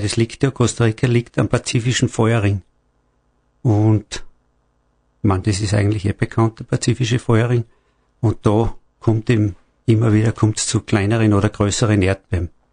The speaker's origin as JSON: {"language": "German", "country": "Austria", "said": "bei uns in Österreich"}